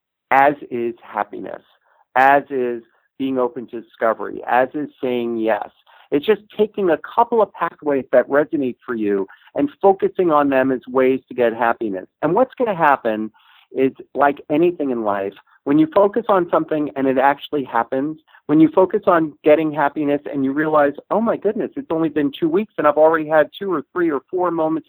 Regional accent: Los Angeles, California, United States; I said, Los Angeles

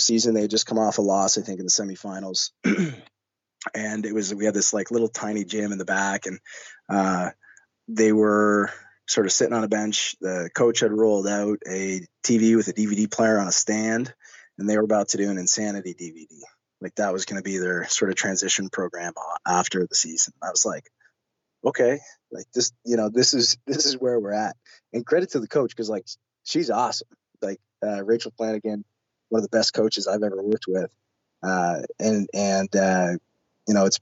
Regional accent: Canada; as a Canadian

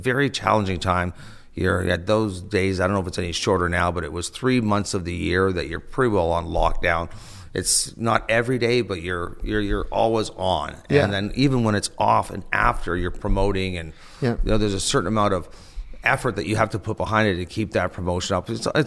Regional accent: Toronto, Ontario, Canada; growing up in Toronto on Yonge Street

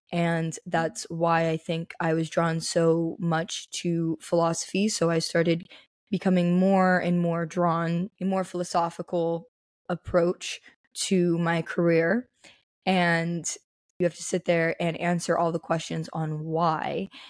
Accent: Las Vegas, Nevada, United States; Born and raised Las Vegas.

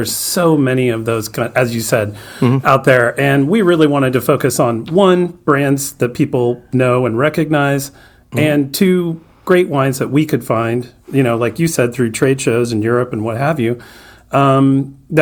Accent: Sacramento, California, United States; moved away as an adult; also born or lived in Anchorage, Alaska; I grew up in Sacramento, California

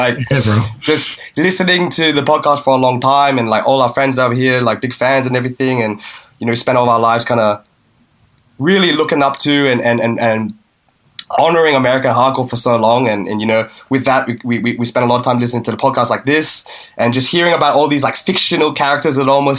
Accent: Sydney, New South Wales, Australia; Born and raised in Sydney, bro.

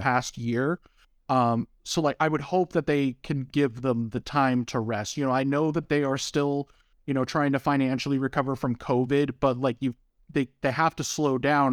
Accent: United States; as an American

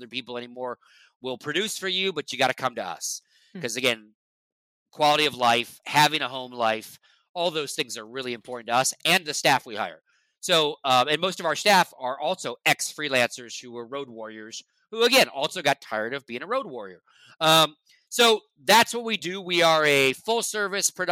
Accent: Lake Tahoe, Nevada, United States; also born or lived in Las Vegas, Nevada; And I grew up in Nevada. I grew up in Lake Tahoe, which is northern Nevada

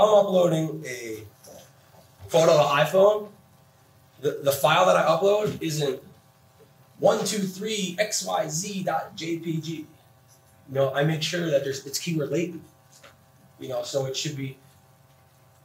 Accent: New Jersey, United States; now in Phoenix, United States; I'm from New Jersey

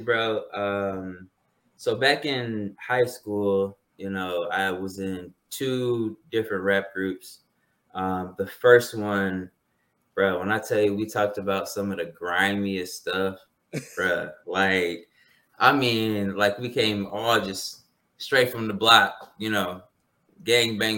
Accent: Detroit, Michigan, United States; I grew up in Detroit, was born in Detroit, but grew up more so in the suburbs

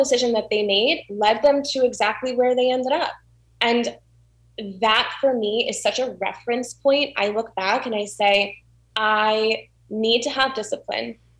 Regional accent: South Florida, United States; also born or lived in Orlando; I was born in Orlando. I grew up in South Florida

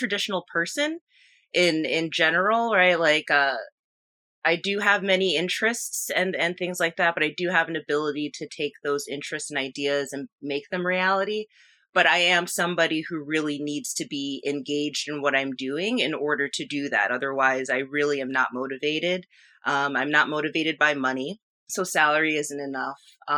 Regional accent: Nyack, New York, United States; I am from Nyack, New York, which is in the Hudson Valley region of New York. I'm about 20 miles north of the George Washington Bridge.

